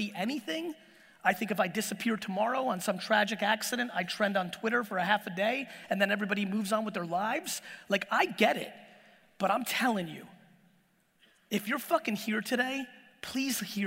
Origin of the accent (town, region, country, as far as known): Edison, New Jersey, United States; born or raised there; English is a second language; also born or lived in Soviet Union